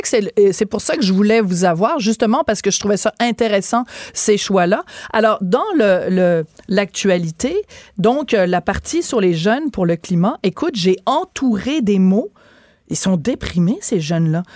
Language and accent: French; Quebec, Canada; chez nous, au Québec